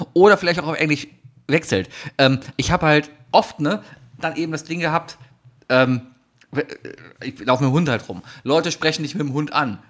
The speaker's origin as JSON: {"language": "German", "country": "Germany", "said": "als Deutscher"}